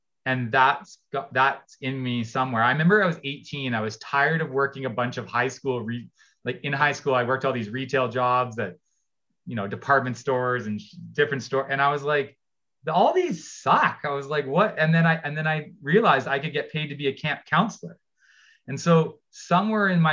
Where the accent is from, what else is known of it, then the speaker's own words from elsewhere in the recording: Ontario, Canada; I grew up in Ontario